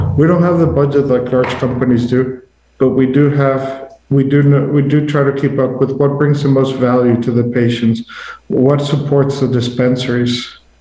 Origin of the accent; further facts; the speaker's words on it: Mexico; moved away; I'm originally from Mexico